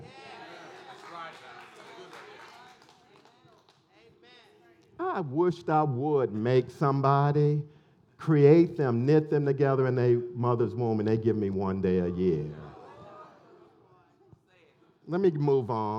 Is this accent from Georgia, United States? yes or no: yes; Elberton, Georgia, United States; when I grew up in Elberton